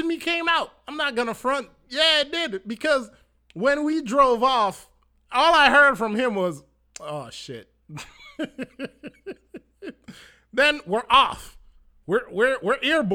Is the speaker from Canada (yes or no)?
no; Manchester Parish, Jamaica; I was born in Manchester, and for driving from Manchester to Montego Bay, that was a thing that my family always did